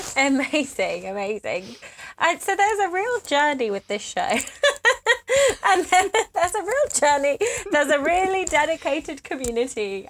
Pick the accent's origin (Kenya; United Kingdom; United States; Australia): United Kingdom; I'm British